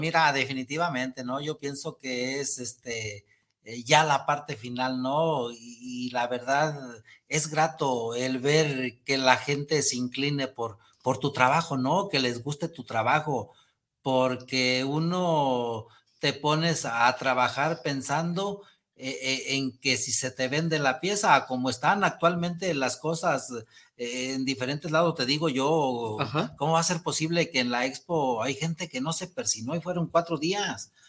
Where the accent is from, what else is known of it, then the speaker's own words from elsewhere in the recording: El Rosario, Jalisco, Mexico; la gente de mi pueblo, el Rosario